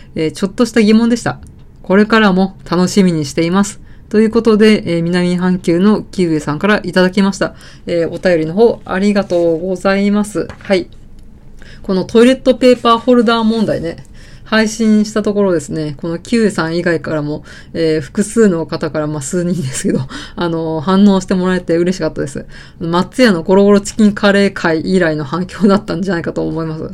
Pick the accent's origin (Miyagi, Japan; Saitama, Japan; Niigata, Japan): Saitama, Japan; rural; 田舎、埼玉の田舎出身なんで